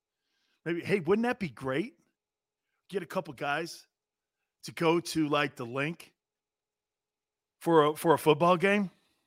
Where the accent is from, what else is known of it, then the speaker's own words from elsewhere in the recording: East Coast, United States; See, that's all that East Coast stuff. I love it. I'm from the East Coast, as you could tell.